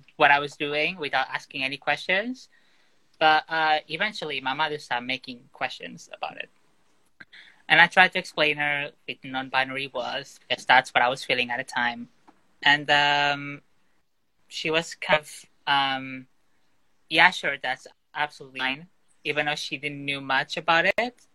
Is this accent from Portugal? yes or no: yes; Porto, Norte, Portugal; moved away as an adult; now in London, United Kingdom; I was born in Portugal in uh, Porto, just like the northeast of the country and I eventually I moved to London in 2017.